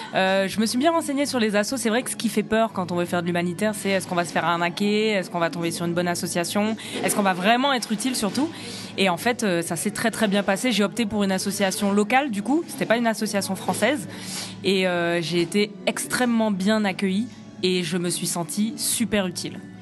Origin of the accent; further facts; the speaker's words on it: Guadeloupe; Je suis guadeloupéenne